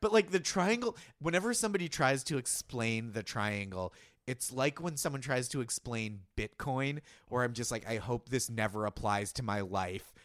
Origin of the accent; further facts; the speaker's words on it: Boston, Massachusetts, United States; As a Bostonian